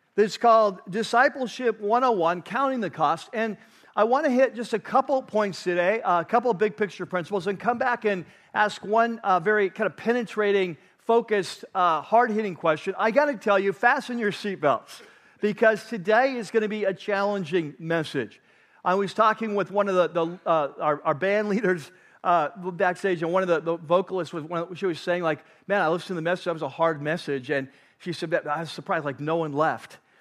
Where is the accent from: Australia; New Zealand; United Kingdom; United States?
United States; as American Christ followers